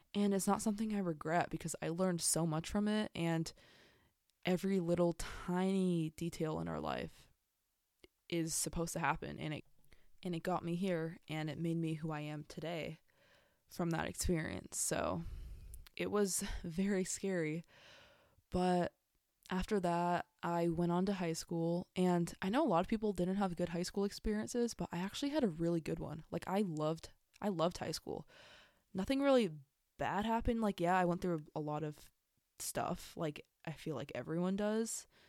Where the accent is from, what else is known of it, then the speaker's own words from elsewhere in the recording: San Diego, California, United States; I'm from San Diego, California, born and raised.